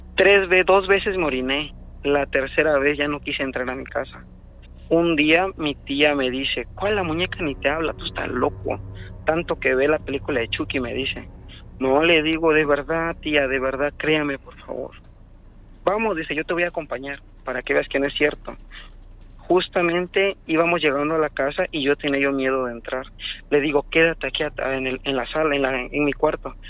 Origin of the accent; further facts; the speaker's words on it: Orizaba, Veracruz, Mexico; now in Tuxtla Gutiérrez, Mexico; yo vivo, soy de Orizaba, Ajá. pero vivo aquí en Tuzla Gutiérrez